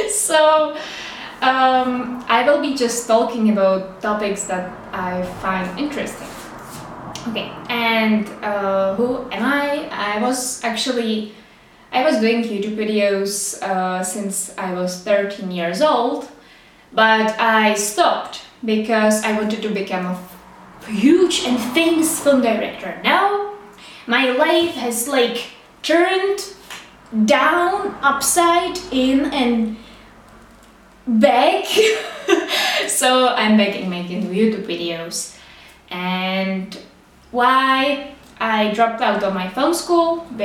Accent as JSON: {"language": "English", "country": "Czechia", "second_language": "English", "said": "I have accent. I am from Czech Republic and sometimes I will make some uh, terrible English mistakes."}